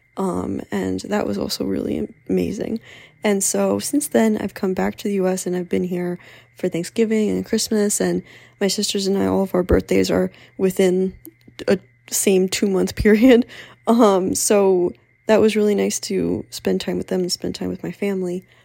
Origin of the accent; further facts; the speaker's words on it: Pennsylvania, United States; moved away as an adult; also born or lived in Philadelphia; I am from Pennsylvania